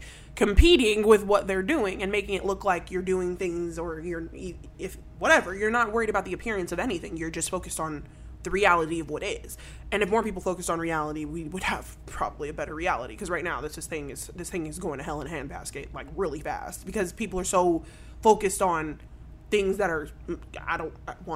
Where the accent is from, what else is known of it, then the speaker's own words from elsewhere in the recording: Indianapolis, Indiana, United States; now in Tempe, United States; I grew up in Indiana, Indianapolis